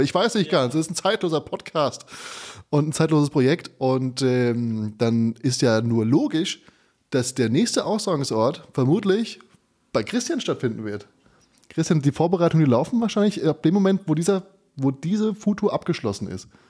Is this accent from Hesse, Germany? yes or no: yes; Hesse, Germany; moved away; diesmal in meiner Heimatstadt in Funkstadt